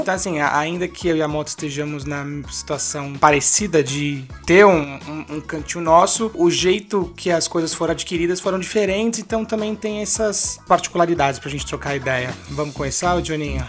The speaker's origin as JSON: {"language": "Portuguese", "area": "Mooca", "region": "São Paulo", "country": "Brazil", "tie": "born or raised there", "said": "eu morei a vida inteira na Moca e comprei um apartamento na Moca"}